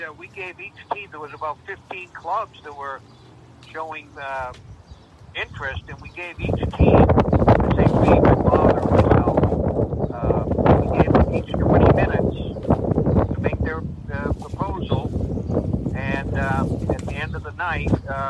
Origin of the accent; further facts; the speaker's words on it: Boston, Massachusetts, United States; now in Tamworth, United States; I was born and raised in Boston